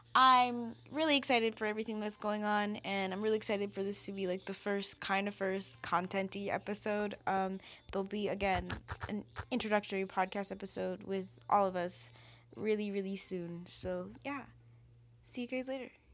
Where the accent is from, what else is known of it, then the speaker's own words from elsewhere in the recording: Haiti; now in Washington, D.C., United States; my home country, Haiti.